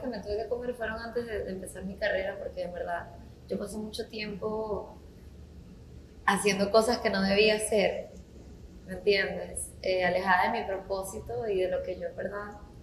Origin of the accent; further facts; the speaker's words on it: Venezuela; now in Puerto Rico; yo soy venezolana como tú y tengo cinco años acá